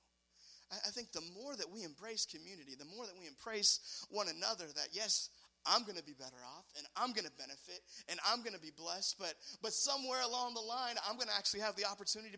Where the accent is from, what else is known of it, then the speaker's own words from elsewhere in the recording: United States; I'm an American